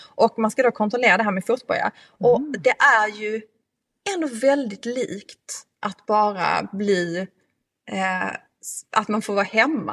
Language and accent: Swedish; Skåne, Sweden; min hembygd från Österlen